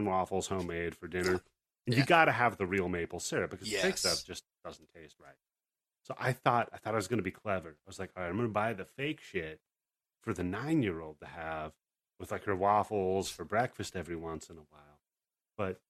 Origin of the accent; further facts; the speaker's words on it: West Coast, United States; us West Coast folk